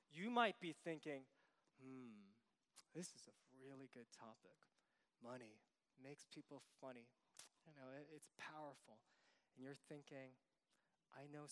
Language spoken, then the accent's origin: English; New York City, New York, United States; I'm from New York City